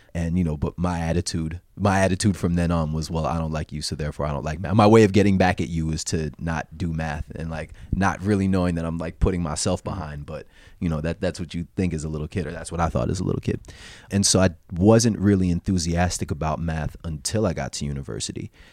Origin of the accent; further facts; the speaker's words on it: South Orange, New Jersey, United States; also born or lived in New York City; I was born, uh, in New Jersey. I grew up there too